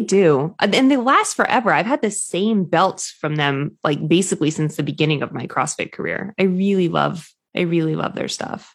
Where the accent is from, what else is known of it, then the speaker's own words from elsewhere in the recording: New England, United States; I'm obviously from New England